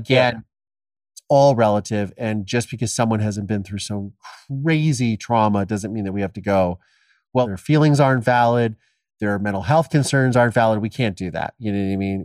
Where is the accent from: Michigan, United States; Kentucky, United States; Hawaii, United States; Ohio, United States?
Ohio, United States; my dad killed my mom, I was adopted, and I'm from Ohio